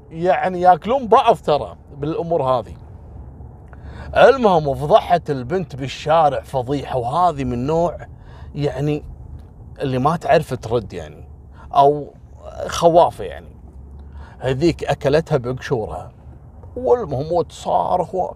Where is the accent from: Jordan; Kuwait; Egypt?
Kuwait; حتى منهم يعني كويتيين وغير كويتيين احنا كويتيين قليل في شارع الصحافه